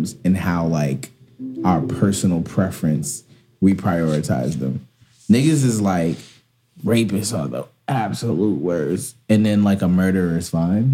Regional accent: New York City, New York, United States; I'm from Brownsville, here in good old Brooklyn.

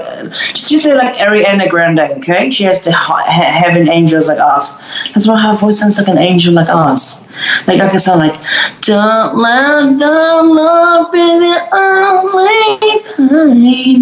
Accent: Melbourne, Victoria, Australia; We're from Melbourne, Australia

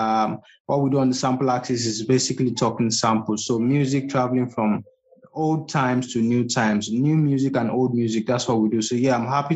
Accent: Lagos, Nigeria; I grew up in Lagos, Mendi Agege

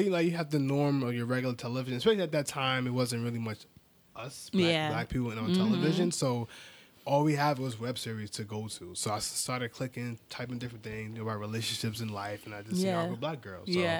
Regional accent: New York City, New York, United States; I'm from Harlem, New York.

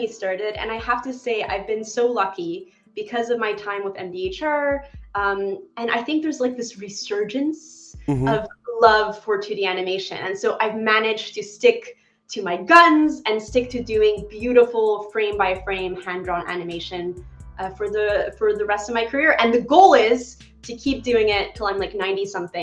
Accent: Montreal, Quebec, Canada; I grew up in Montreal, Canada

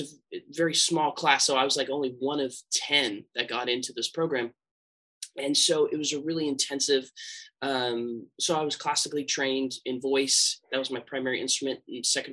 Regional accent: San Francisco Bay Area, California, United States; I grew up here in the San Francisco Bay Area

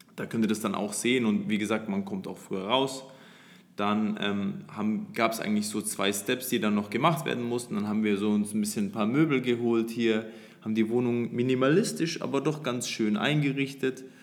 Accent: Nuremberg, Bavaria, Germany; moved away as an adult; now in Dubai, United Arab Emirates; wir kommen aus Nürnberg

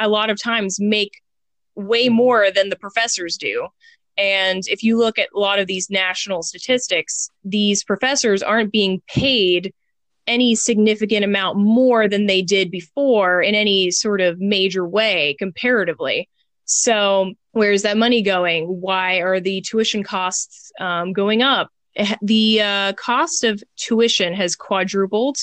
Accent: Houston, Texas, United States; now in North Carolina, United States; I was born and raised in Houston.

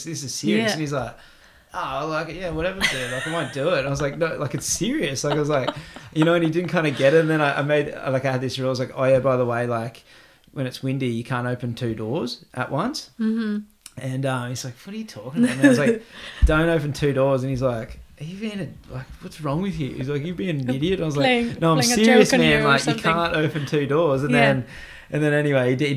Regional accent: Australia; moved away as an adult; now in Iceland; I'm Australian

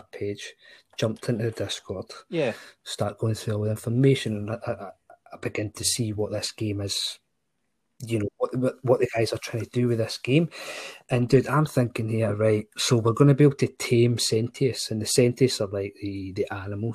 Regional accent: Scotland, United Kingdom; as a Scotsman

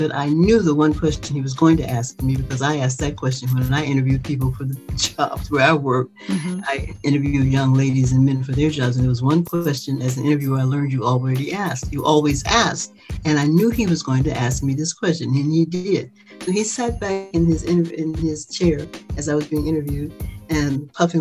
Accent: Chicago, Illinois, United States; I grew up in Chicago.

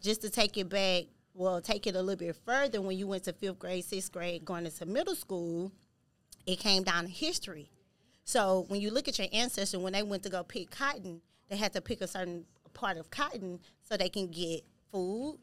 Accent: Houston, Texas, United States; I'm from Houston, Texas

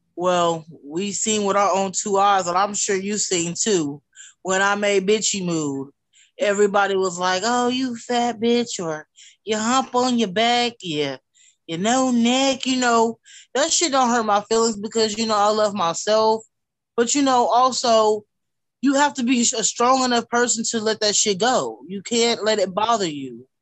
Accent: Wichita, Kansas, United States; I'm from Wichita, Kansas

